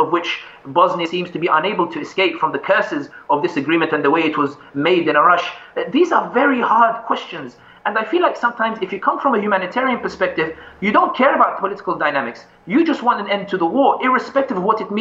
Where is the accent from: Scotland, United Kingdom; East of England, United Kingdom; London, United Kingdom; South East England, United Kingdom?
London, United Kingdom; when I was growing up in London